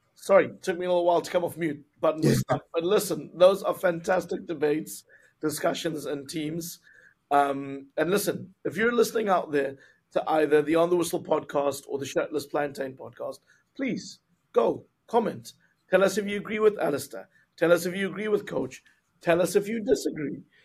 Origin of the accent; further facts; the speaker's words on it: South Africa; as a South African